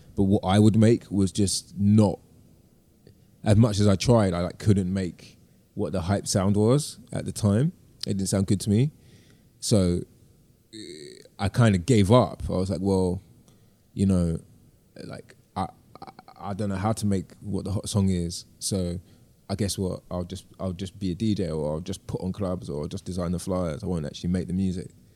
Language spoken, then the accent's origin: English; London, United Kingdom; moved away as an adult; I'm deeply from London and of the city